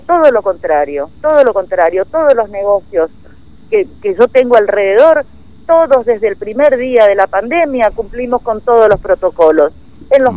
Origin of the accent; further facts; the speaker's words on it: Formosa, Argentina; Nosotros también somos formoseños y somos argentinos